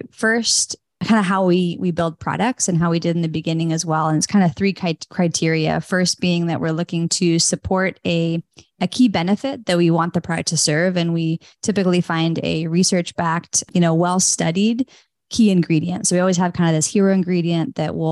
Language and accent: English; Northern California, United States; I grew up in Northern California, actually on a big organic, not like farm, but it was 40 acres of gardens.